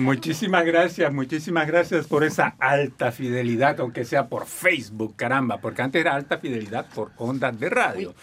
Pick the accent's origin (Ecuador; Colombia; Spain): Colombia; Barranquilla, Atlántico; moved away; yo me recuerdo de que cuando era chico allá en Barranquilla, Colombia, hace muchísimos años de eso